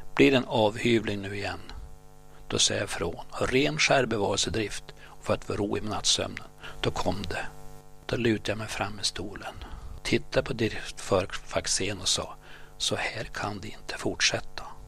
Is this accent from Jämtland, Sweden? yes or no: no; Gottne, Västernorrland County, Sweden; accent: Gottnemålet (Bondska); also born or lived in Örnsköldsvik; Vi var tre från Gottne, jag, Dan och Alvar. Vi talade Bondska, Gottnemålet